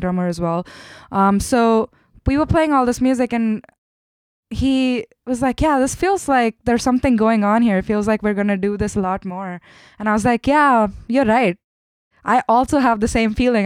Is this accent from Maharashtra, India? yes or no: yes; Mumbai, Maharashtra, India; English is a second language; moved away as an adult; also born or lived in Kerala, India / Chennai, India; grew up in Mumbai. I was born in the south of India in Kerala, but I, I, I grew up in Mumbai and I did my schooling and everything there